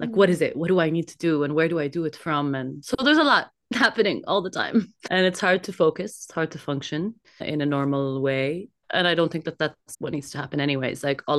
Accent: Kuwait; born there; also born or lived in Jordan / Canada; I was born in Kuwait, and then in 1990, we experienced the war with Iraq, so we fled to Jordan, and then I also had 10 years in which I lived in Canada.

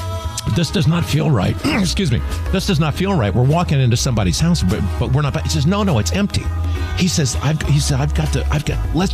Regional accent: Orlando, Florida, United States; you know I'm from Orlando.

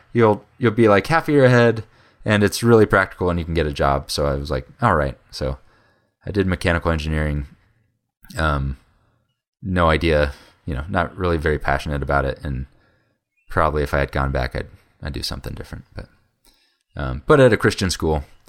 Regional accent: Fort Collins, Colorado, United States; moved away as an adult; also born or lived in Oklahoma; I grew up in Fort Collins also

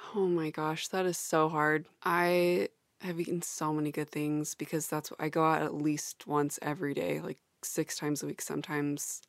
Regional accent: Salt Lake City, Utah, United States; moved away as an adult; also born or lived in Austin; I'm just like Corinne from Salt Lake City. We grew up in the same household

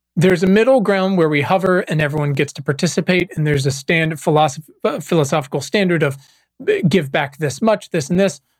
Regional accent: Virginia, United States; moved away as an adult; also born or lived in Los Angeles; I was born and raised in Virginia

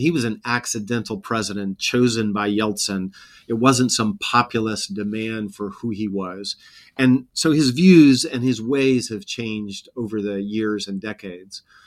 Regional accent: Montana, United States; I grew up in Montana

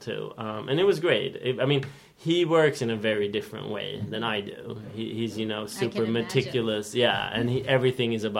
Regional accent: Stockholm, Stockholm County, Sweden; also born or lived in Tumba / Danderyd / Norsborg, Botkyrka; I was born in Sweden, but my parents are of Georgian heritage. And they came to Sweden in the late 60s. So I've lived here my whole life

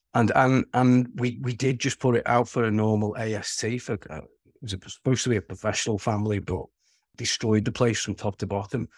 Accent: Wirral, North West England, United Kingdom; accent: Scouse (plastic Scouser); I'm a Scouser, but regardless of the plastic Scouser, because we live two and a half miles away from Liverpool city centre, but, um, we're, we're, we're in a small peninsula called the Wirral.

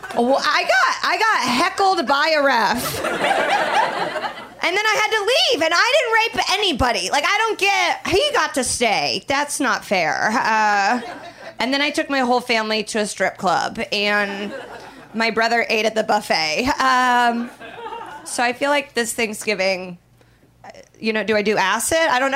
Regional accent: Midwest, United States; I'm from the Midwest.

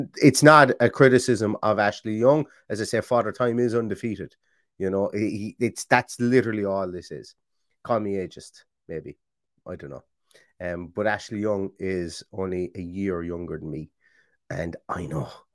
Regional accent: Ireland; I'm Irish.

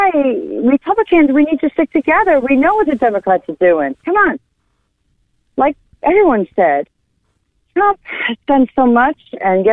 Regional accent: Rockland County, New York, United States; moved away as an adult; now in North Carolina, United States; I'm from New York State, Rockland County, but I've been here almost 29 years, so I'm a Yankee

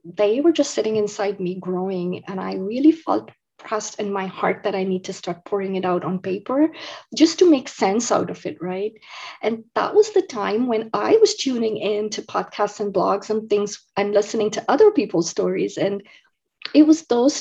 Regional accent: India; moved away as an adult; now in United States; I grew up in India. So I was born and raised in India. I moved to the United States when I was 19 years old.

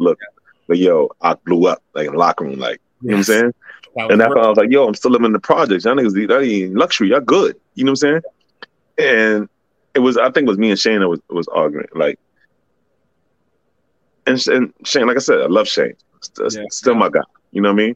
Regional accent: New York City, New York, United States; I'm a kid from Parkchester

